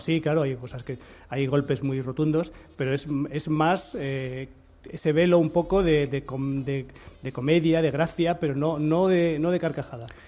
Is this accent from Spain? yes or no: yes; Spain; cómo somos los españoles